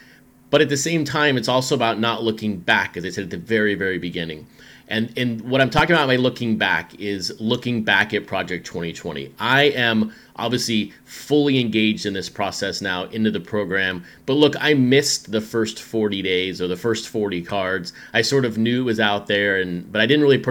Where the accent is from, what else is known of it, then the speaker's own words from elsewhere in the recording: West Texas, United States; also born or lived in Chattanooga, Tennessee; now in Seattle, United States; Growing up in West Texas, obviously the desert heat, and then living some of my adult life in Chattanooga, Tennessee